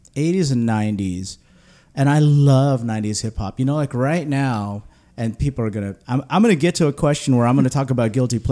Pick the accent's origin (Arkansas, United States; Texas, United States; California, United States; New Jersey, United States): California, United States; Southern; growing up in Southern California in the 90s